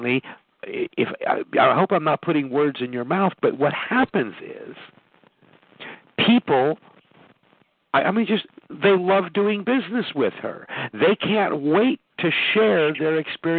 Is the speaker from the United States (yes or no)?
yes; Chicago, Illinois, United States; I grew up in South Chicago